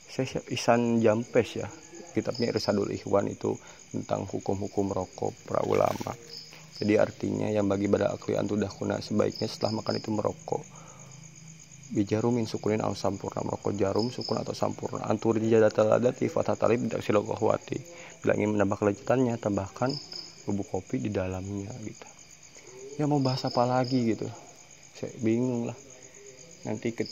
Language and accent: Indonesian; Bandung, West Java, Indonesia; Saya asli dari Bandung yang mondok di Banyuwangi gitu.